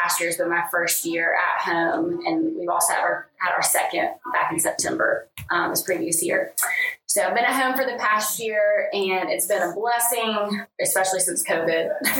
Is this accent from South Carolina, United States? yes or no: yes; Sumter, South Carolina, United States; moved away as an adult; also born or lived in Tuscaloosa, Alabama; now in Birmingham, United States; So I grew up in Sumter and then went to Clemson University and graduated in 2012.